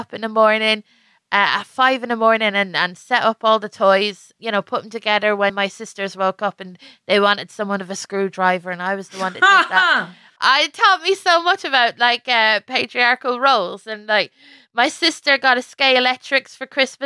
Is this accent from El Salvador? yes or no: no; Ireland; as an Irish woman